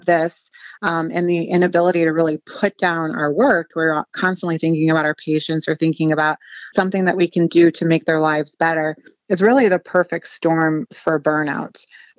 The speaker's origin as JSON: {"language": "English", "region": "Ohio", "country": "United States", "said": "I would say I'm from Southern Ohio, but have kind of been all over the place, trained in Atlanta and in New York."}